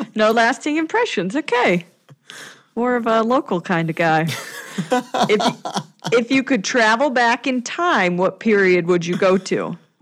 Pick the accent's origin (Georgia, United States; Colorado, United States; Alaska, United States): Colorado, United States; Denver; my hometown of Denver